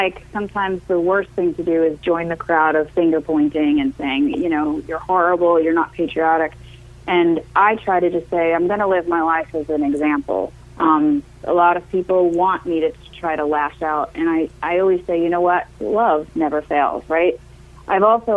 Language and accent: English; Long Island, New York, United States; I'm from Long Island